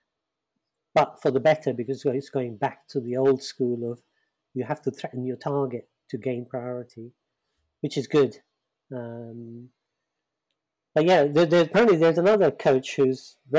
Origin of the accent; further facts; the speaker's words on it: London, United Kingdom; I grew up in the East End of London